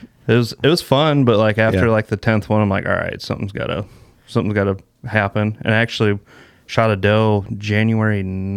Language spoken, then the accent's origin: English; Port Byron, Illinois, United States; also born or lived in Geneseo, Illinois; I'm from Geneseo, Illinois. Grew up in Port Byron.